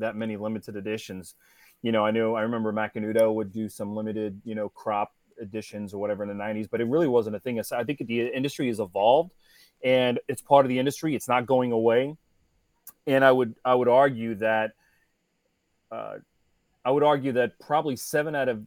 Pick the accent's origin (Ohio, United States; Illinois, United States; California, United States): Ohio, United States; Cincinnati; now in South Florida, United States; I grew up in Cincinnati, Ohio. I live in South Florida now